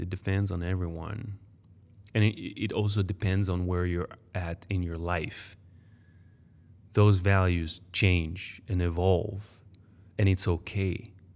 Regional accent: Paris, Île-de-France, France; first language French; English is a second language; moved away as an adult; also born or lived in United States; I was born in Paris, I grew up there

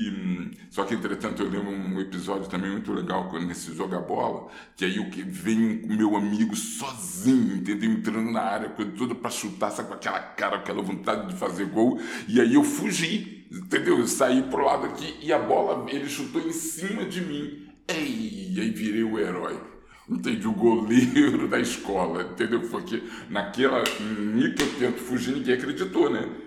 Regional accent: Rio de Janeiro, Brazil; born there; Eu morava ali, eu nasci na Ladeira dos Tabajaras e estudava no Corso Barcelos.

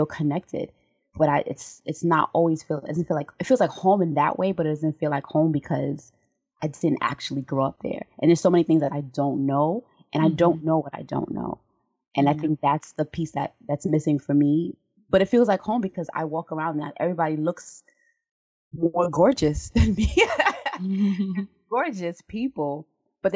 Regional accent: New York City, New York, United States; I'm always be from Brooklyn. And I did my whole childhood in Brooklyn

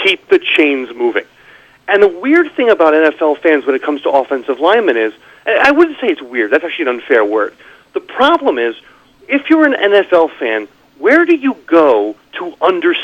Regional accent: New Jersey, United States; I grew up in New Jersey.

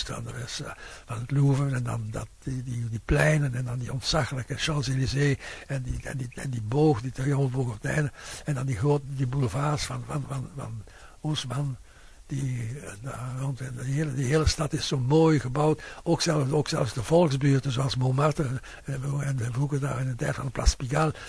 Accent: Flanders, Belgium; bij ons in Vlaanderen

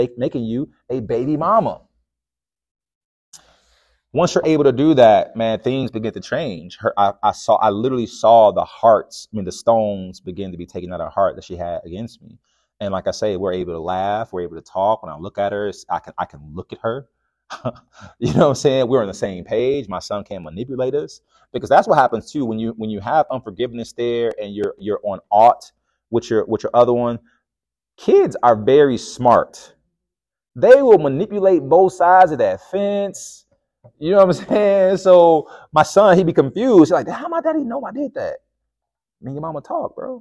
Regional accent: Chicago, Illinois, United States; I'm from the South Side of Chicago

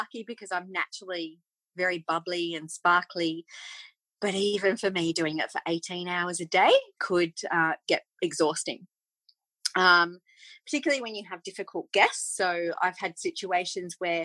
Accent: Australia; also born or lived in England; as an Australian

